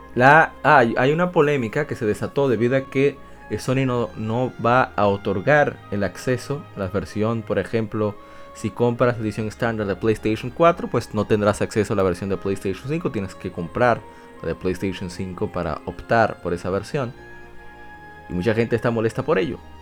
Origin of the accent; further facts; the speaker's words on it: Puerto Rico; Puerto Rico, mi país